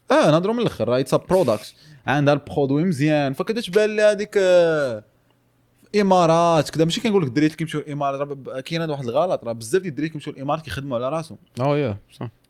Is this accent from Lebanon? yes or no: no; Morocco; كاين one of the one I would say the trending subjects عندنا في المغرب